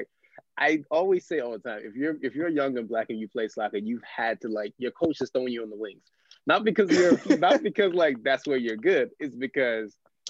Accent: United States; especially being American

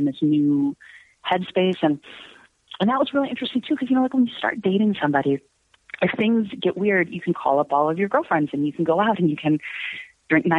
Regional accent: Chicago, Illinois, United States; also born or lived in Prague; I'm from Chicago, and you know, I teach and I do this

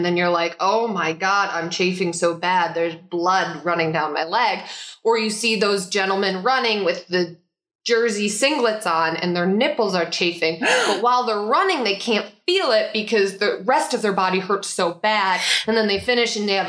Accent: Chicago, Illinois, United States; All of them. And I'm from Chicago. So when they talk about it, my ears perk up a little bit.

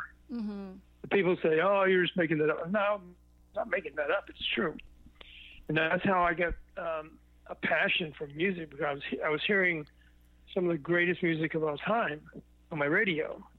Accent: Memphis, Tennessee, United States; born there; Probably when I was about 10 years old, because I was born in Memphis, Tennessee.

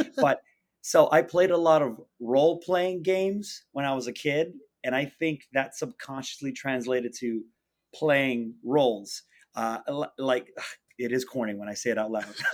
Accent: Miami, Florida, United States; moved away as an adult; also born or lived in London; now in New York, United States; I was born and raised in Miami, Florida

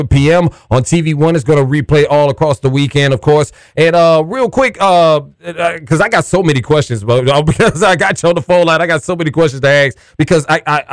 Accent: Louisiana, United States; I grew up in Louisiana, and we love go-go out there

